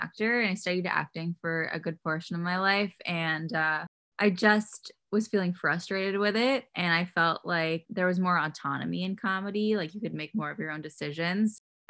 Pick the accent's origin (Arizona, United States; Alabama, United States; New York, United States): New York, United States; New York City; also born or lived in Los Angeles; I grew up in Queens.